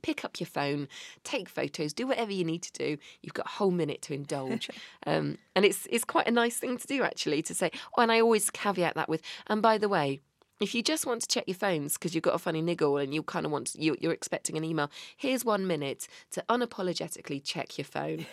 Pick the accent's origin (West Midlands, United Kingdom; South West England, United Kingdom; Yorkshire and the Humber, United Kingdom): South West England, United Kingdom; Bristol; I'm from Bristol